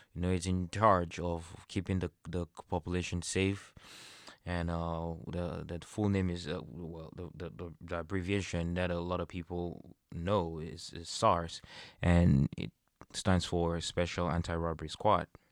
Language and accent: English; Cameroon; In Cameroon, I'm from Cameroon.